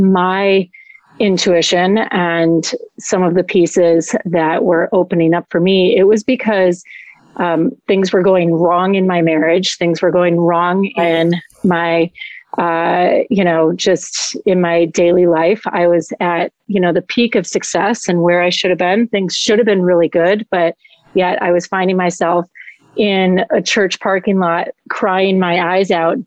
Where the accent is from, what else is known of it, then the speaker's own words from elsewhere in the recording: Madison, Wisconsin, United States; moved away as an adult; also born or lived in Colorado; now in Florida, United States; I grew up in Madison, Wisconsin. So I'm a Midwestern girl at heart